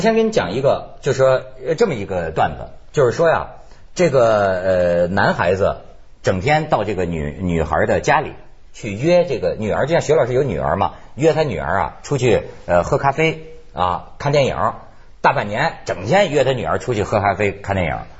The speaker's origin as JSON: {"language": "Chinese", "region": "Hebei", "country": "China", "tie": "born or raised there", "moved": "yes", "said": "这事儿跟我老家有关系，我们河北"}